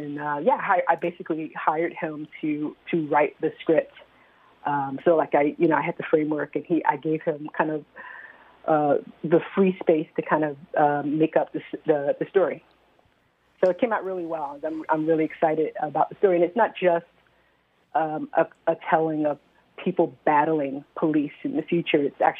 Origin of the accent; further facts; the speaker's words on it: New York, United States; now in Philadelphia, United States; I am not. I'm from New York. I'm not going to tell you I'm not a native New Yorker either, but we'll keep it at that.